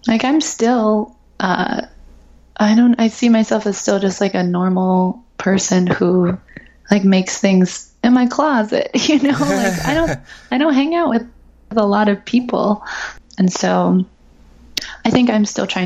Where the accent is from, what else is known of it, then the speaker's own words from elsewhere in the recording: Ohio, United States; I'm from Ohio. My dad's from Singapore